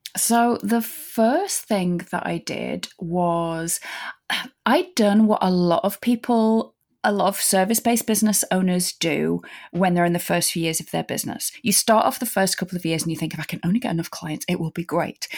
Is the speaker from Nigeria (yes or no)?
no; United Kingdom; as a British person